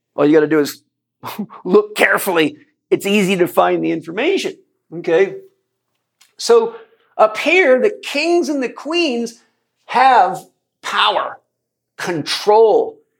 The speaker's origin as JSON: {"language": "English", "country": "United States", "said": "as an American"}